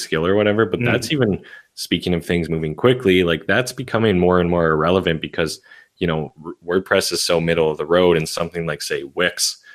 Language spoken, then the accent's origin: English; Canada; I'm Canadian